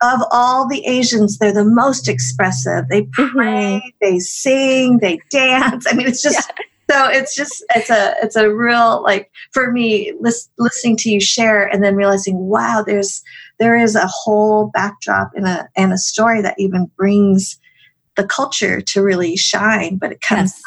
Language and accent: English; Colorado, United States; I grew up in Colorado